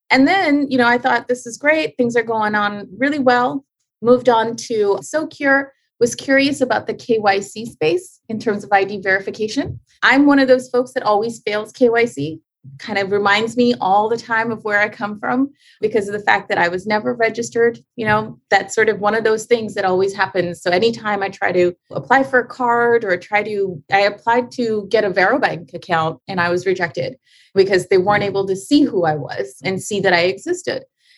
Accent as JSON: {"language": "English", "country": "Canada", "lives_now": "Chicago, United States", "said": "So I landed in Chicago, started a wellness center. As a Canadian, you can't just start earning an income in the USA."}